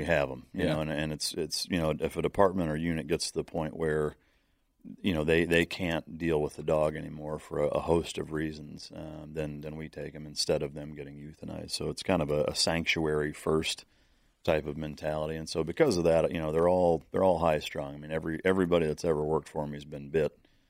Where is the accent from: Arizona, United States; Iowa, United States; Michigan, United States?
Iowa, United States; I grew up in Northern Iowa with bird dogs.